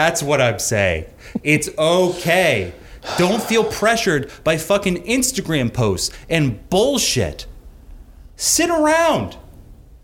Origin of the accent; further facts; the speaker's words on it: Long Island, New York, United States; also born or lived in Queens, New York; I was born in Queens and quickly moved to Long Island when I was like 4